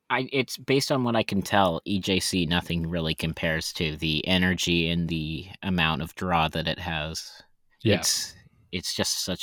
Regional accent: Texas, United States; now in Philadelphia, United States; So yeah, so you're originally from Texas, that's right? Yes, yes. Texas yep. is my my home my hometown area.

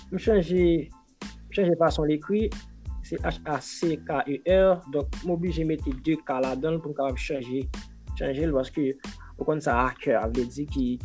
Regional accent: Haiti; moved away as an adult; now in Taiwan; Peyi, pam nan, Haiti

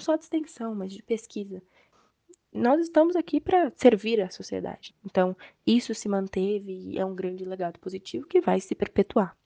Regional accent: Brazil

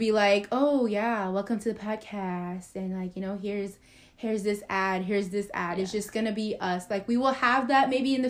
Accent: Texas, United States; We don't know so much, but we are from Texas, so we all get so hyped when it's like a baseball game or a football game or a basketball game.

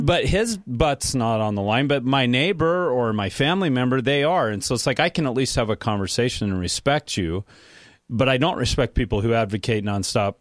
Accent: United States; thinking as an American

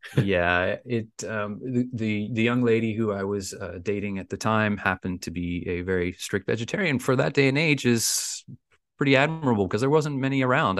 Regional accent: Bermuda; I'm from the beautiful island of Bermuda.

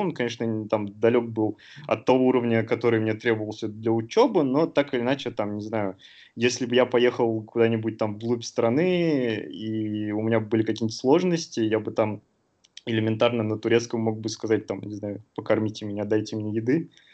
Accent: Sterlitamak, Bashkortostan, Russia; moved away as an adult; also born or lived in Uzbekistan / Moscow; now in Istanbul, Turkey; Я закончил школу в республике Башкортостан, а в небольшом городке Стерлитамак

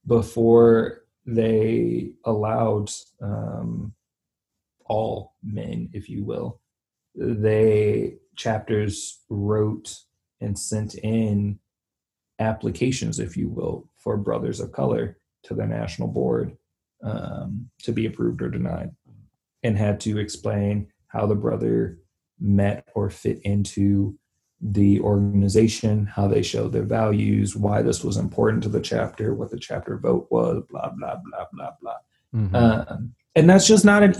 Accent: the South, United States; I grew up in the South

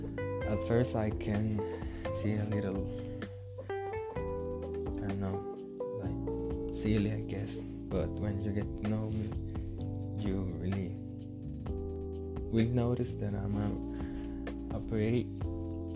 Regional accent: Coronado, San José, Costa Rica; I'm from Coronado. Coronado is a small city in the San Jose area

